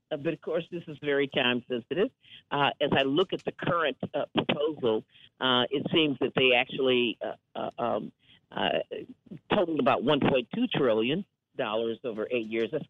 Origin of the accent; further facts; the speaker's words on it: Wisconsin, United States; You know, I hail from Wisconsin, and of course, I grew up in a culture of clean air and clean water